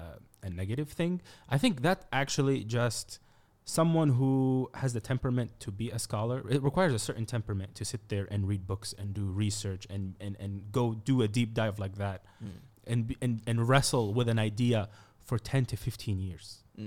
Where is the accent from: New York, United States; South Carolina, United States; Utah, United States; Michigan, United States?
New York, United States; Brooklyn; I'm from Brooklyn. You can't do nothing.